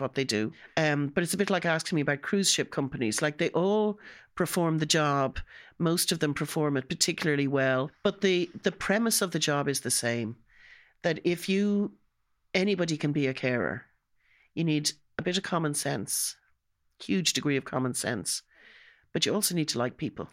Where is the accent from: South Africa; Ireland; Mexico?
Ireland; being an Irish